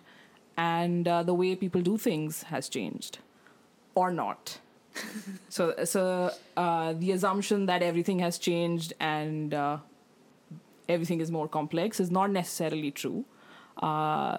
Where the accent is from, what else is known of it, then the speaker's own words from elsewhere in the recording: India; now in Australia; as an Indian